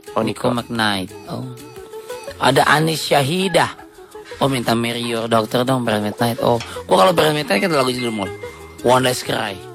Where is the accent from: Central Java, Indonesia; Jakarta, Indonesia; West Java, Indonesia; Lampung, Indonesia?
West Java, Indonesia; Indramayu; Di daerah gue tuh Indramayu